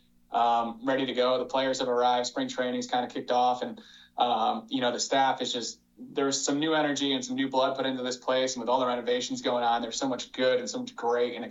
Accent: Northeast New Jersey, United States; moved away as an adult; now in Lexington, United States; born and raised in New Jersey

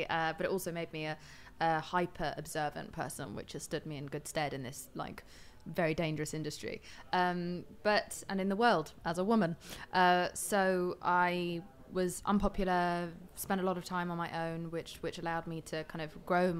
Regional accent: London, United Kingdom; I was born in London

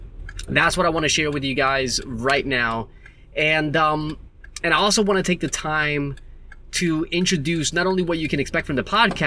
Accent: Newark, New Jersey, United States; moved away as an adult; now in Western Australia, Australia; I'm originally from Jersey. That's where I was born. That's where I was raised. My mother and father, they're from Puerto Rico. And I was raised in Jersey in a city called Newark. And when I was 18, I joined the Army.

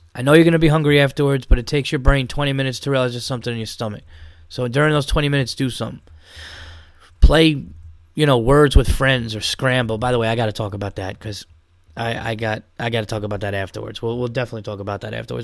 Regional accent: Yonkers, New York, United States; I grew up in Westchester County, New York

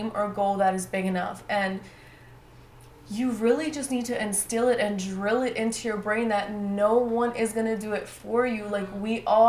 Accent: United States; growing up in America from being a young girl, I have like two lives

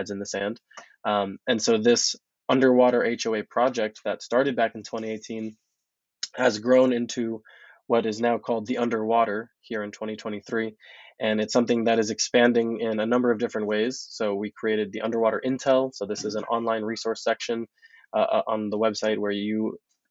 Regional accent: Hollywood, Florida, United States; we'll be moving into Broward County, which is where I'm from originally. I'm from Hollywood, Florida, which is about 30 minutes north here of Miami-Dade.

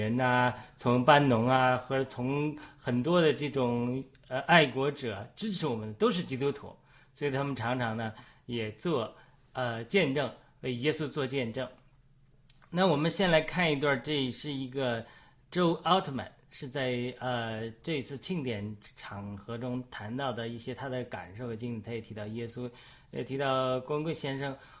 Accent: China; 这个先知在家乡是不受欢迎的，特别是我们都是中国人，都是战友。

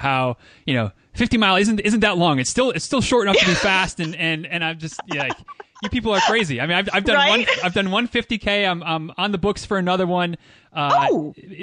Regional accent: Michigan, United States; also born or lived in Central Florida; now in Florida, United States; I'm from Michigan originally

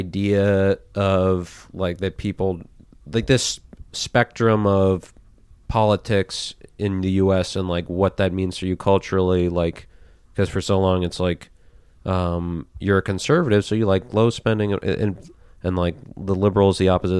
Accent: Minnesota, United States; moved away; also born or lived in Virginia; I was in Minnesota. We moved in 2003, but I lived in Virginia, like not far from D.C.

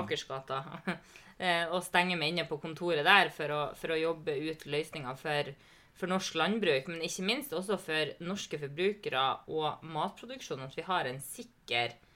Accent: Lavangen, Troms, Norway; jeg ble jo engasjert i politikken i heimkommunen min, Lavangen

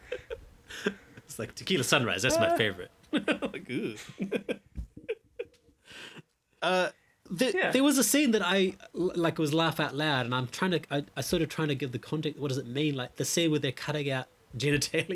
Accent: New Zealand; growing up in New Zealand

